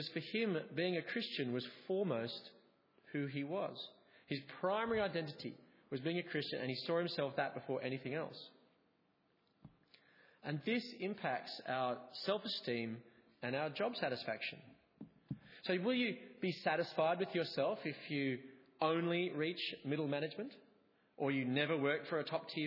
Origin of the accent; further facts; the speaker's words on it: Australia; also born or lived in England; I was an Australian living in England. My difference was rooted in my identity of being Australian